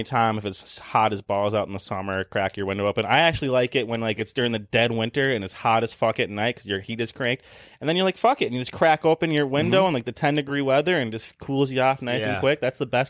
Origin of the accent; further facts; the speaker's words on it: Minnesota, United States; a lot of people in America say that us from Minnesota have accents.